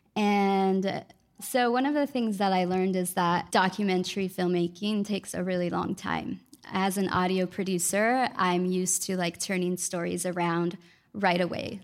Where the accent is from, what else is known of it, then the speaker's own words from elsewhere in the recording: Los Angeles, California, United States; also born or lived in Mexico; now in New Orleans, United States; I'm an audio producer and filmmaker based in New Orleans, um, though I'm originally from Los Angeles and my family's from Mexico.